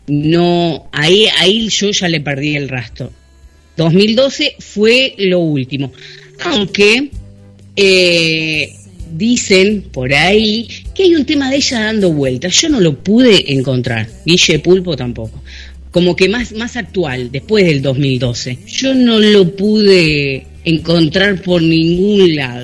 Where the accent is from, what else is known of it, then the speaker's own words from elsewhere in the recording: Argentina; yo hablo español, porque soy argentino